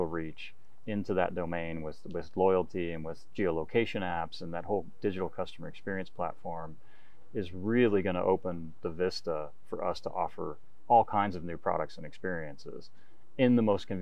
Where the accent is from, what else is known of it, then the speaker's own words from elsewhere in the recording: United States; as an American